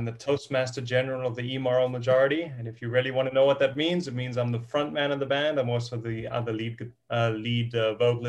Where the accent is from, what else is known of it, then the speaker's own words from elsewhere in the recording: Cape Town, Western Cape, South Africa; We're from Cape Town, South Africa. So that's almost the southern, that is the southern tip of Africa.